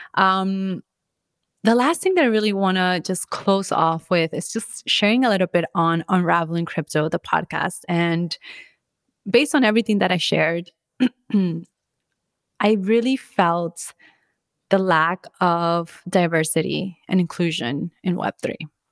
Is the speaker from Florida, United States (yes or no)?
yes; Orlando, Florida, United States; also born or lived in Bogota, Colombia; now in Miami, United States; I was born in Colombia and Bogota, Colombia, and I moved to the States when I was five. Then I grew up in Orlando, then officially moved to Miami